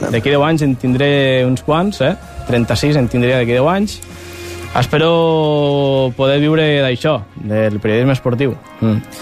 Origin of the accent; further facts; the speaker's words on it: Mora la Nova, Catalonia, Spain; moved away as an adult; now in Barcelona, Spain; Mora la Nova, Mora la Nova. és el meu poble. Eh, Barcelona, ara mateix el meu segon poble.